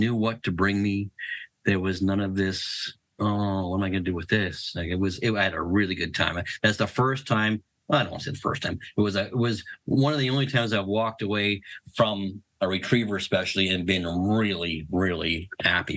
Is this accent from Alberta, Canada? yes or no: no; Ontario, Canada; I was raised up here in Canada, obviously, in Ontario